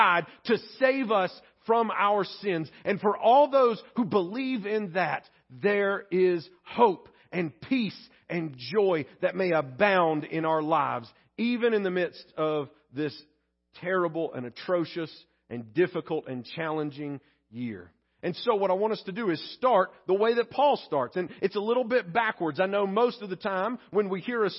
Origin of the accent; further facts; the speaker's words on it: Pleasant Grove, United States; my home church where I grew up in Pleasant Grove